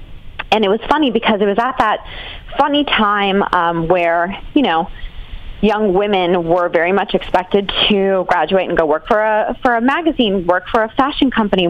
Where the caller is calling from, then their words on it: Austin, Texas, United States; I'm calling in from Austin, Texas.